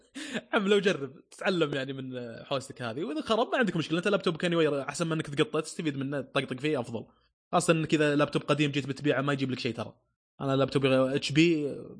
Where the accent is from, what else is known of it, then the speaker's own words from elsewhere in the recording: Saudi Arabia; عندنا في السعوديه